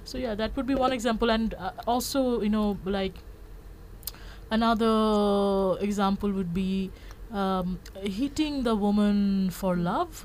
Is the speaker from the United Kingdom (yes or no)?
no; Bangladesh; I'm from Bangladesh, and that entire region is um, highly influenced by Bollywood